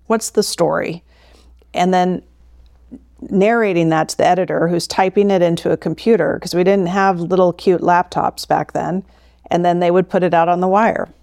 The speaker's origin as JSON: {"language": "English", "town": "St. Petersburg", "region": "Florida", "country": "United States", "tie": "born or raised there", "also_born_or_lived": "St. Louis, Missouri / Singapore", "moved": "as an adult", "said": "I grew up in Florida, and I was born and raised a University of Florida Gator"}